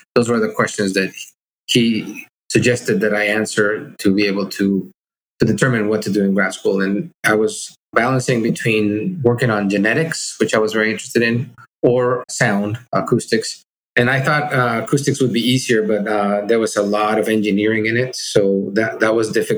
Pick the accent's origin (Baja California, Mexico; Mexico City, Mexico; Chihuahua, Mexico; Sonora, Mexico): Mexico City, Mexico; also born or lived in Monterrey, Mexico; I grew up in Mexico City